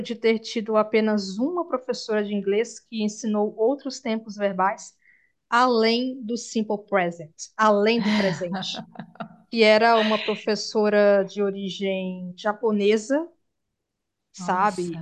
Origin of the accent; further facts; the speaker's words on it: Brazil; nós brasileiros